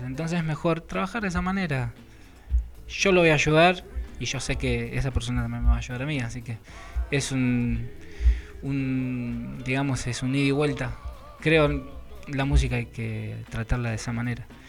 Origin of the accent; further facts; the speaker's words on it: José Mármol, Buenos Aires Province, Argentina; mi barrio natal, digamos, es Mármol, José Mármol